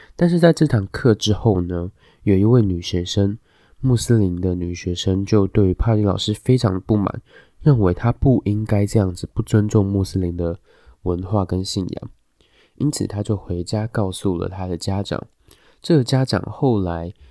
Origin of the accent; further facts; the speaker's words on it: Taiwan; 我们台湾人